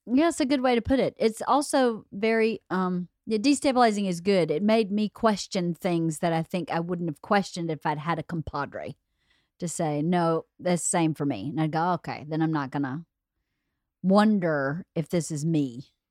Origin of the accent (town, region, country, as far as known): Norcross, Georgia, United States; born or raised there